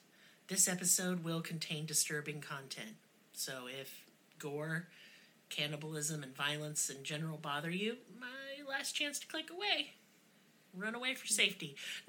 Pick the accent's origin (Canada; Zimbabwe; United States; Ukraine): United States; Oklahoma; And I was in Oklahoma schools.